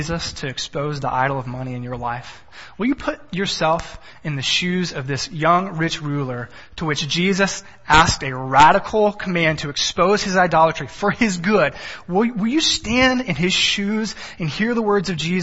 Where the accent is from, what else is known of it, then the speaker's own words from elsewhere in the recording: Texas, United States; I'm from Texas. Everything is bigger in Texas